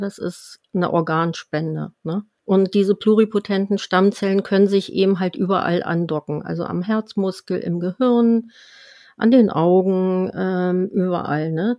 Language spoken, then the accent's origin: German; Germany; bei uns in Deutschland